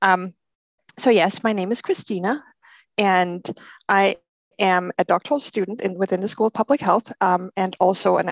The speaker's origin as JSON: {"language": "English", "country": "Denmark", "tie": "born or raised there", "moved": "as an adult", "lives_now": "Portland, United States", "said": "I grew up in Denmark, and I have a degree as a chiropractor from Denmark"}